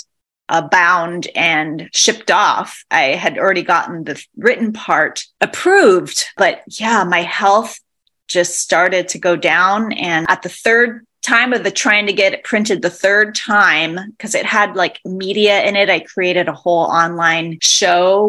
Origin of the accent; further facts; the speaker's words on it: Hilo, Hawaii, United States; moved away as an adult; also born or lived in California / New York City; I'm originally born and raised in Hilo, Hawaii, and that is where I'm currently based.